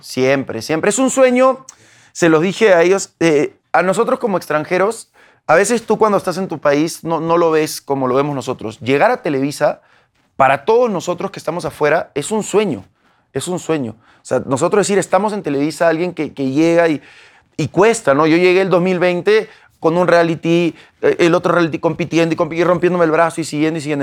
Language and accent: Spanish; Peru; moved away as an adult; now in Mexico; yo soy peruano, yo soy peruano, nacido en Perú, nacido en mi barrio, vengo de un barrio